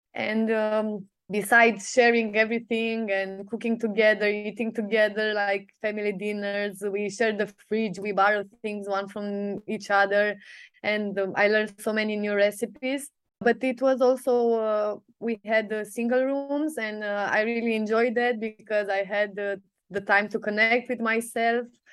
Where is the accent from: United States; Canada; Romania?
Romania; Sibiu, Sibiu County; I come from Sibiu, Romania